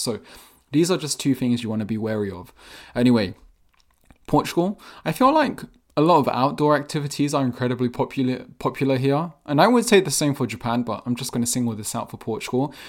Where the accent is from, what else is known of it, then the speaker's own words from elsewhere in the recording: England, United Kingdom; I was born and raised in England